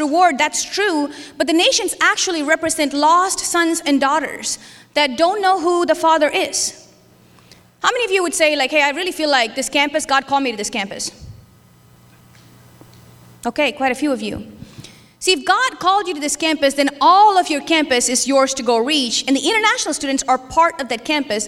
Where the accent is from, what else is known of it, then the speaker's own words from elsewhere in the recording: India; moved away; I was Christian when I grew up in India